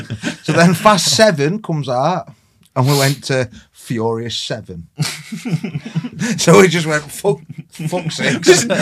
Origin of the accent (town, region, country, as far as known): United Kingdom